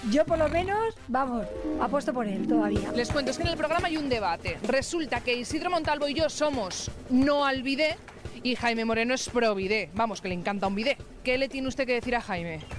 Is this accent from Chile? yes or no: no; Italy; Spanish is a second language; Por supuesto, soy italiano